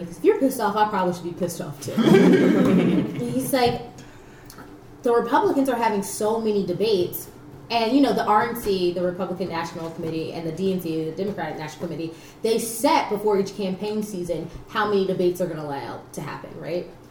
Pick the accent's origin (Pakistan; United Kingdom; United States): United States; as an American